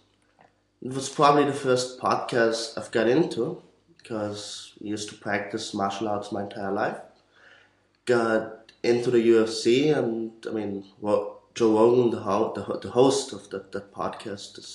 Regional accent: Austria; also born or lived in Vienna; I'm from Austria, studying

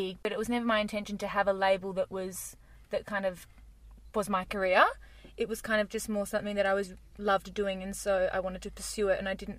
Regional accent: Perth, Western Australia, Australia; I grew up in Perth

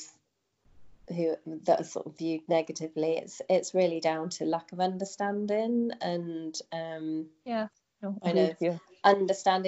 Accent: United Kingdom; moved away as an adult; also born or lived in Singapore / China; when I come back to the UK

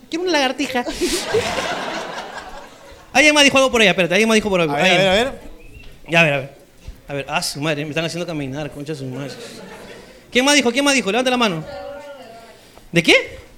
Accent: Lima, Peru; De Lima.

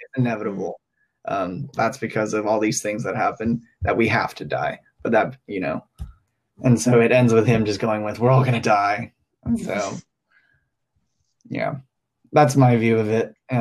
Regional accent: Hong Kong; moved away as an adult; now in Los Angeles, United States; I grew up in Hong Kong

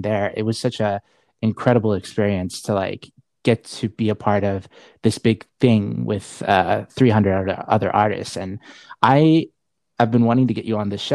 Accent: Saudi Arabia; moved away; where I'm from Saudi Arabia

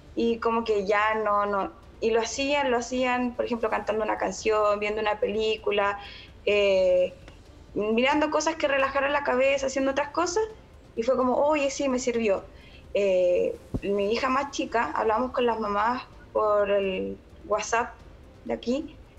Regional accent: Chile; moved away as an adult; now in Konya, Turkey; me siento tan orgullosa de ser chilena

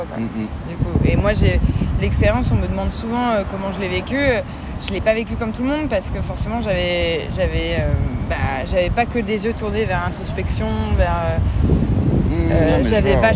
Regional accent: Paris, Île-de-France, France; born or raised there; moved away as an adult

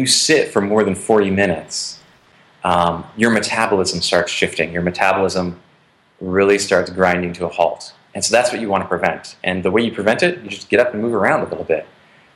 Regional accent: northern Wisconsin, United States; moved away; contributing to the economy in my hometown

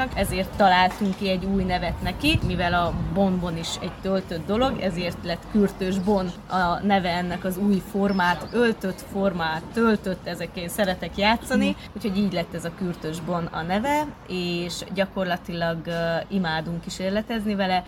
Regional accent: Odorheiu Secuiesc, Harghita County, Romania; moved away as an adult; also born or lived in Cluj-Napoca; now in Hungary; Székelyudvarhelyről jöttünk, mesterségünk címere kürtöskács készítő

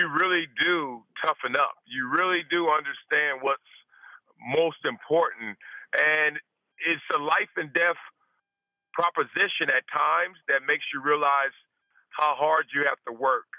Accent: Compton, California, United States; moved away as an adult; also born or lived in Buffalo; I'm proud that I'm from Compton. I'm proud I'm from South Central Los Angeles.

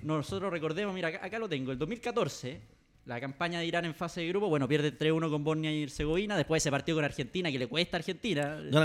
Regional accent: Chile; Como chileno

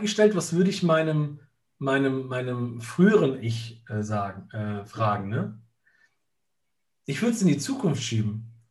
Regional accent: Italy; bei uns in Italien

